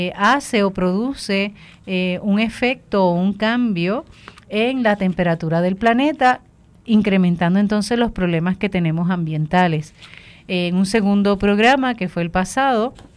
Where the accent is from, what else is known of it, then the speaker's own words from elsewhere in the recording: Puerto Rico; nuestro país, Puerto Rico